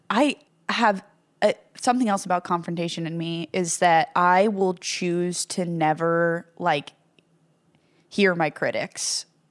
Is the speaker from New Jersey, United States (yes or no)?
yes; Ho-Ho-Kus, New Jersey, United States; I'm from Hohokus